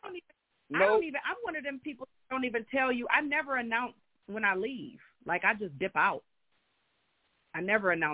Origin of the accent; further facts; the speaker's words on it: Michigan, United States; I was born and raised in Michigan